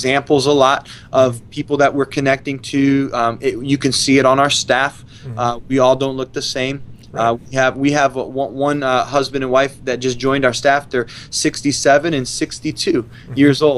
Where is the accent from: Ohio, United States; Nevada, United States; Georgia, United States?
Ohio, United States; moved away as an adult; growing up in Ohio